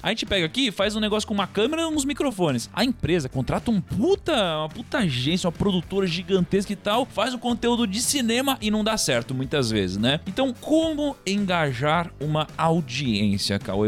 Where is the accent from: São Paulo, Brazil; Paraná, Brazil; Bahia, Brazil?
São Paulo, Brazil; Praia Grande; eu tinha uma boa parte da minha infância que eu passei na Praia Grande